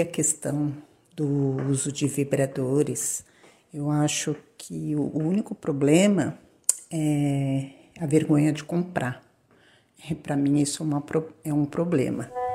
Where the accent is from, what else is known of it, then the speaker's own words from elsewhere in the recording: São Paulo, Brazil; tenho 55 anos, sou da cidade de São Paulo